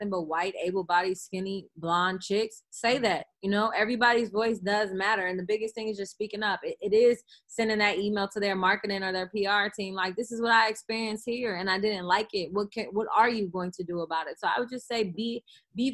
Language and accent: English; Oakland, California, United States; I'm the girl from Oakland